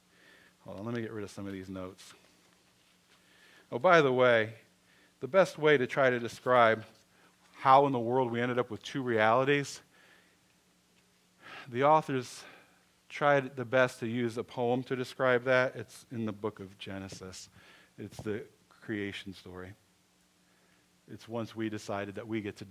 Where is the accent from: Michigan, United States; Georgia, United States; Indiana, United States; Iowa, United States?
Michigan, United States; I was born in Michigan